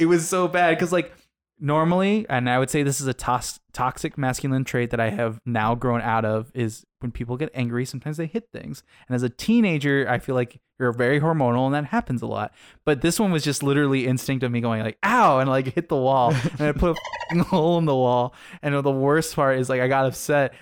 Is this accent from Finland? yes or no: no; Arizona, United States; I come from Arizona